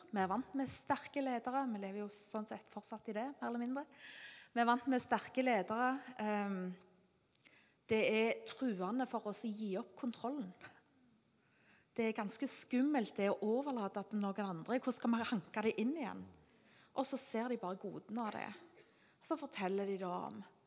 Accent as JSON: {"language": "Norwegian", "country": "Norway", "said": "Siden vi er nordmenn"}